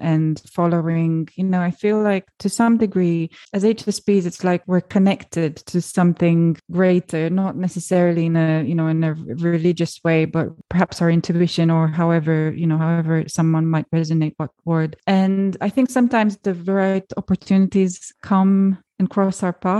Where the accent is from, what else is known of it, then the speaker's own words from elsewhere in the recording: Romania; my home country of Romania